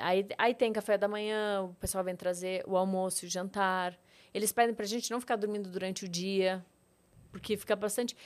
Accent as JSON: {"language": "Portuguese", "town": "Rio Grande", "region": "Rio Grande do Sul", "country": "Brazil", "tie": "born or raised there", "also_born_or_lived": "Panambi, Rio Grande do Sul", "moved": "as an adult", "lives_now": "São Paulo, Brazil", "said": "Eu nasci em Rio Grande, é, perto de Pelotas, no Rio Grande do Sul"}